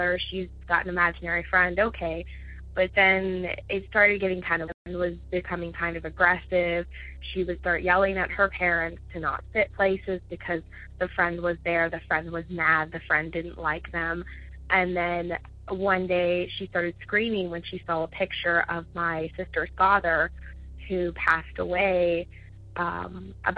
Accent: Ohio, United States; I'm from Ohio.

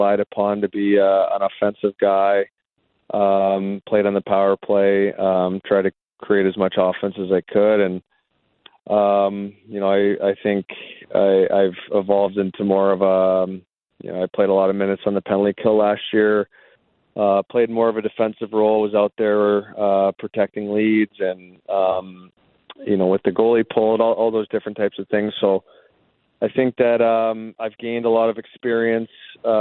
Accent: Canada; I grew up in Canada

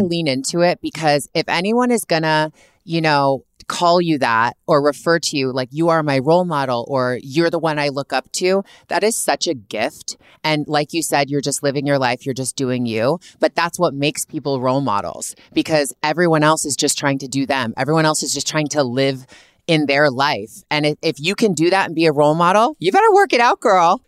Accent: Canada; also born or lived in Toronto; I'm from Canada, born and raised.

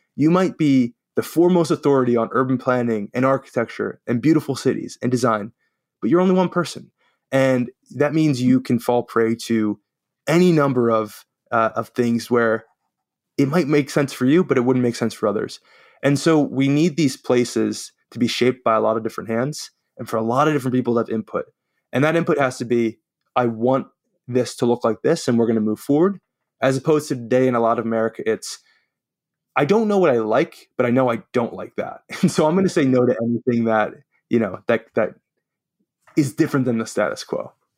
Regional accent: New York, United States; accent: New York; my New York accent sometimes comes out

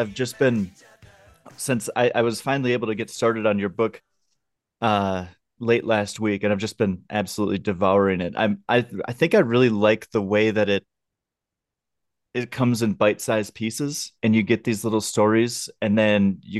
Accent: Minnesota, United States; I grew up outside of Minneapolis, and like, I know of …, obviously I love his music

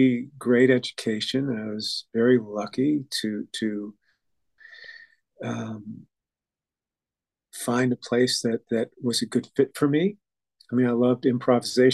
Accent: Montreal, Quebec, Canada; moved away; also born or lived in Boston / Rochester, New York; growing up in Montreal

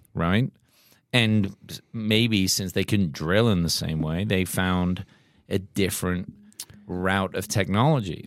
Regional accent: England, United Kingdom; now in United States; We grew up in England

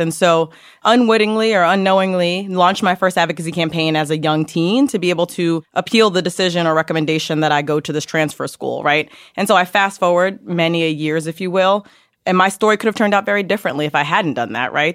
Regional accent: New York City, New York, United States; also born or lived in Yonkers / Harlem; I grew up in Yonkers in the Bronx, so I'm a native New Yorker

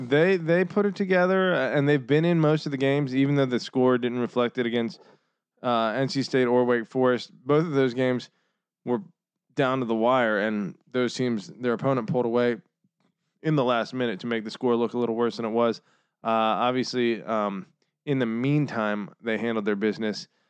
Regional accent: Northern Virginia, United States; I'm from Northern Virginia. I'm a fucking, you know, uh, city boy, city slicker. to all, to all my fellow Virginians

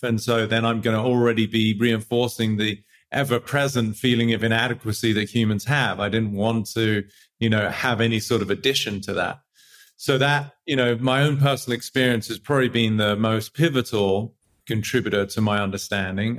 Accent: England, United Kingdom; moved away; I grew up in England

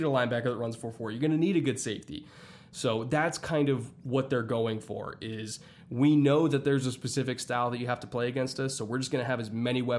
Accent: Southern California, United States; I'm from Southern California, but my dad worked in Houston when I was growing up.

